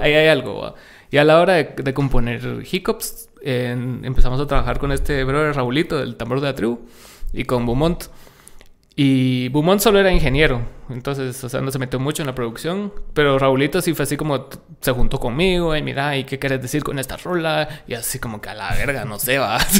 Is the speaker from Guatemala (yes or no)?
yes; Guatemala; estamos segmentados aquí como música guatemalteca